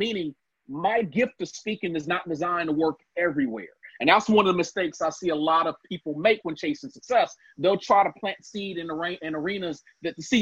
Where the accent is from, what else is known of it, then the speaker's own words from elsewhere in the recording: Cincinnati, Ohio, United States; also born or lived in Gary, Indiana; Purdue moved us from Gary to Cincinnati, Ohio, hired him on as a manager at GE, and our lives changed